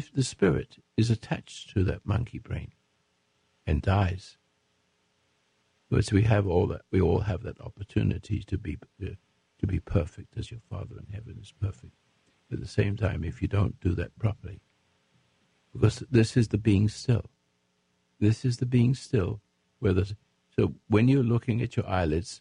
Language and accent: English; England, United Kingdom; now in United States; I'm an Englishman, become American